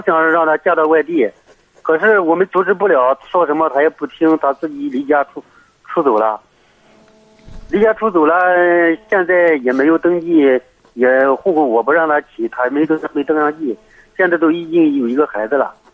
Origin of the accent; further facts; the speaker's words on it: Heze, Shandong, China; 我是菏泽的。